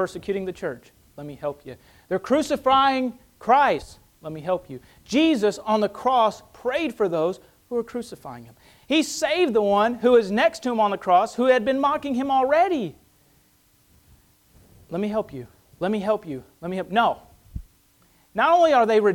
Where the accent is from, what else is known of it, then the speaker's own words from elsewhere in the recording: United States; as an American